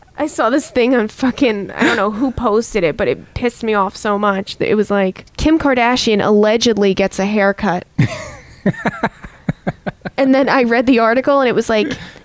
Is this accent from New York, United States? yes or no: yes; Long Island, New York, United States; Long Island